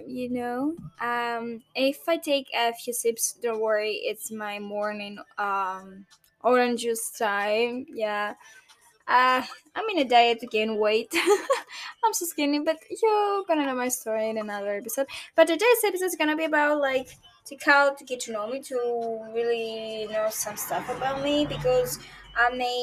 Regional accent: Greece; I'm a Greek girl, almost 23, turning 23 in August. This August, on 2025. I'm from Greece.

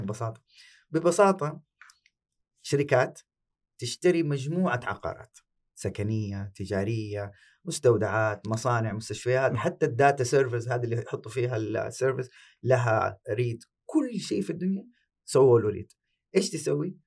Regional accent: Saudi Arabia; عندنا في السعوديه

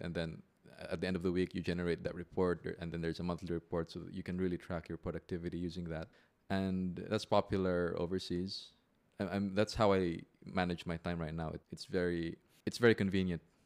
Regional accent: Philippines; also born or lived in Manila / Makati; now in Cebu, Philippines; I am a Filipino lawyer.

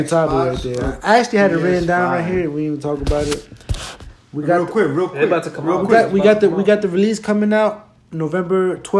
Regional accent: Paterson, New Jersey, United States; We're all born and raised in Patterson. Some of us moved out of Patterson, but we basically in Patterson all the time.

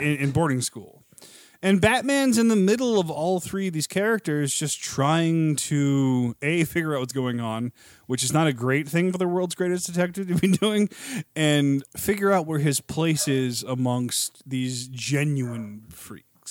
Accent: Virginia, United States; also born or lived in Missouri; I was born in Missouri and raised in Virginia.

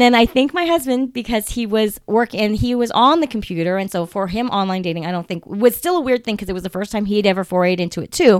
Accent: United States; I'm Japanese American

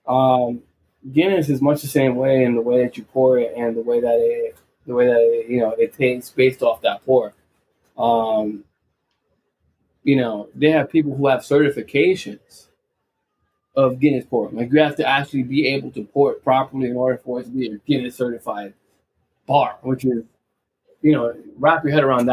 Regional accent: New York, United States; as being a New Yorker myself

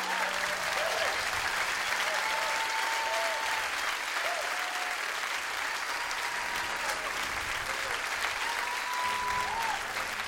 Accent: Appleton, Wisconsin, United States; I'm from Wisconsin.

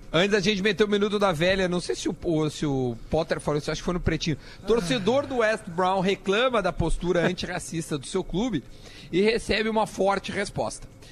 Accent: South Region, Brazil; a gente é aqui do sul do Brasil

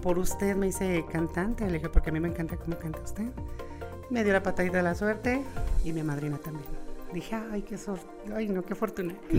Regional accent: León, Guanajuato, Mexico; yo soy de aquí de León, Guanajuato, nací de aquí en León, eh, nací de la colonia La Brisa, toda mi adolescencia, niñez y lo demás ya fue en, eh, el Juecillo y 10 de mayo

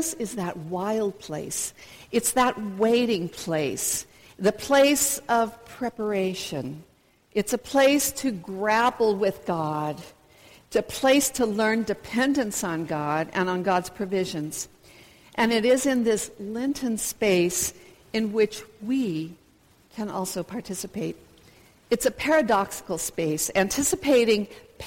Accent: United States; moved away; introduce myself as a Baptist missionary, and as an American

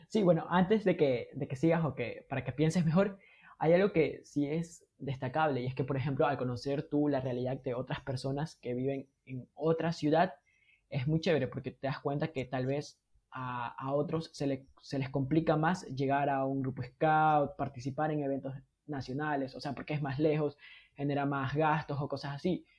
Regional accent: Ecuador; somos los ecuatorianos

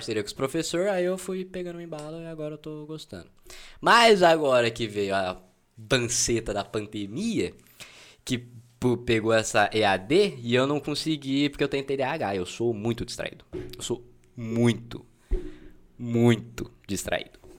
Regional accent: Ribeirão Preto, São Paulo, Brazil; nasci aqui em Ribeirão, padrão, sou daqui, moro no Quintino 2.

